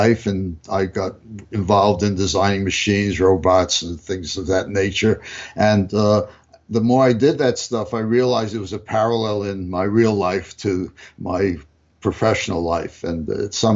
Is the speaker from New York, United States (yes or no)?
yes; New York City, New York, United States; moved away as an adult; now in California, United States; I grew up in New York